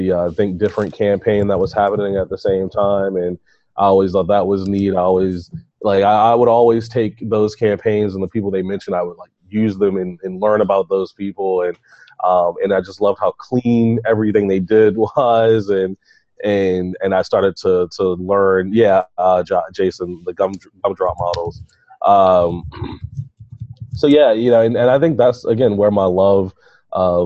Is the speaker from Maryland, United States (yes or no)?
yes; Baltimore, Maryland, United States; I'm from Baltimore, and I went to the school is Mount Royal Elementary Middle School, and I was in second or third